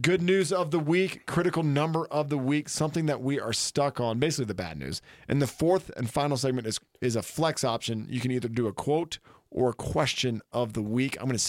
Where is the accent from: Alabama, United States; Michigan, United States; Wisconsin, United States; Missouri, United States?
Alabama, United States; Mobile; born or raised there; moved away